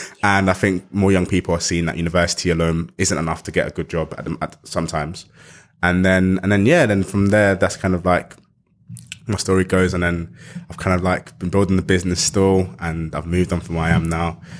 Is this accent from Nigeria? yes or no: no; London, United Kingdom; Growing up in South East London